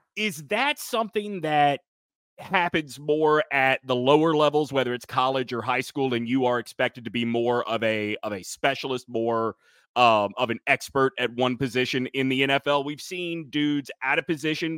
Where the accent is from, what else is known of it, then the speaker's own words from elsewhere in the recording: Alabama, United States; My pronunciation is informed by growing up in Alabama